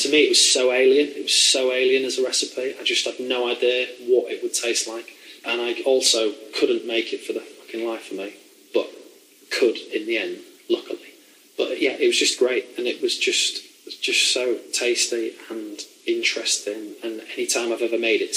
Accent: the north of England, United Kingdom; moved away; I was from the north

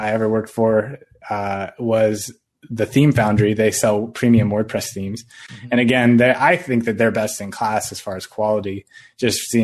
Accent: Sacramento, California, United States; also born or lived in San Luis Obispo, California; I grew up in Sacramento.

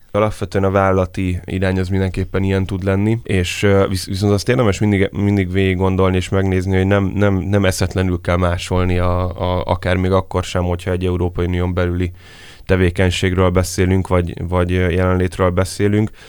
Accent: Hungary

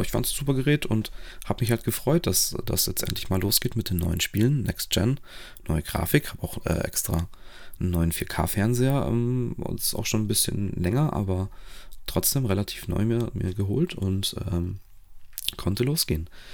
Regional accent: Romania; moved away; als gebürtiger Rumäne

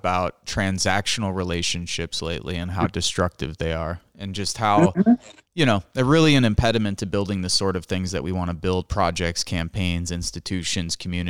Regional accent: Northwest Indiana, United States; also born or lived in Chicago, Illinois; whole family was migrated from Italy to New York to Chicago. I was born in Chicago, lived there till I was 10 years old, then moved to Northwest Indiana as a child, graduated high school here, went to the Marine Corps and then moved back here.

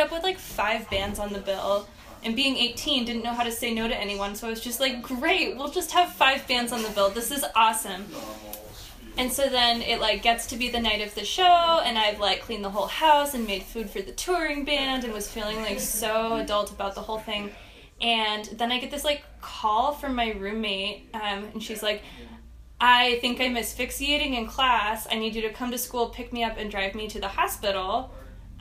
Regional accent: California, United States; I'm from California

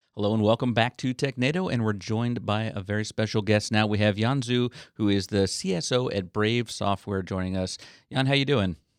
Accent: St. Augustine, Florida, United States; I grew up in St. Augustine

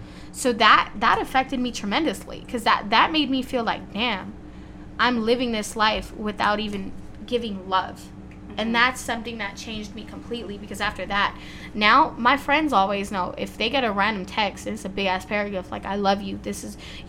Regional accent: Compton, California, United States; Yeah, so I was born and raised in Compton and went to all Compton schools, all that.

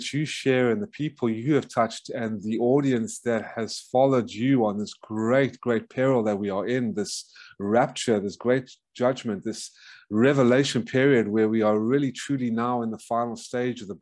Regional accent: South Africa; moved away as an adult; also born or lived in Atlanta, Georgia, United States; now in United States; I was originally born in South Africa from a Jewish traditional family who fled Nazi Lithuania, Hungary, and Ukraine

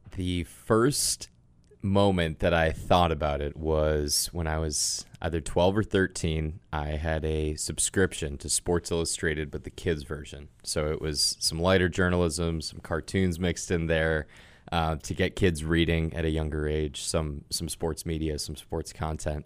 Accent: Sudbury, Massachusetts, United States; I grew up in Sudbury, Massachusetts

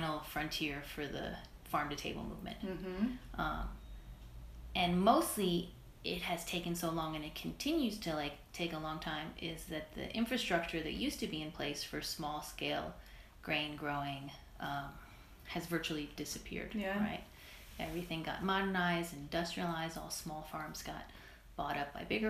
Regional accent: New York City, New York, United States; growing up in Brooklyn

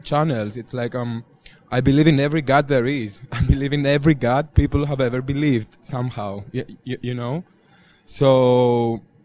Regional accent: Greece; moved away; I come from Greece. Uh, we are pretty super religious there

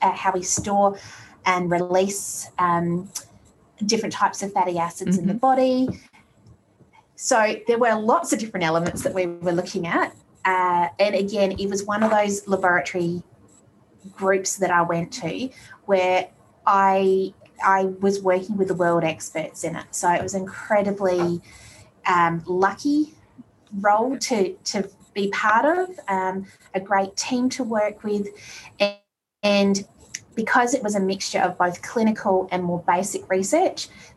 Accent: Australia; also born or lived in Colorado; as an Aussie being used to being by the beach

